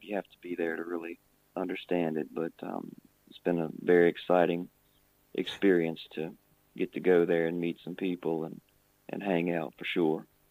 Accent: Virginia, United States; In my home state of Virginia, way over here.

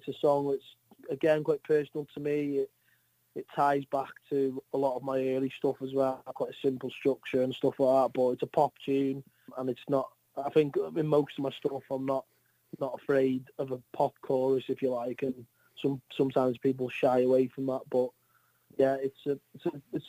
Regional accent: North Wales, United Kingdom; I'm from North Wales

